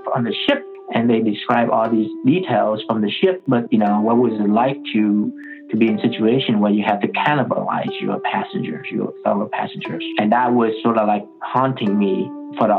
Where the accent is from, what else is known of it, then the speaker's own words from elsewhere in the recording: Ho Chi Minh City, Vietnam; moved away; I was born in Vietnam, in Saigon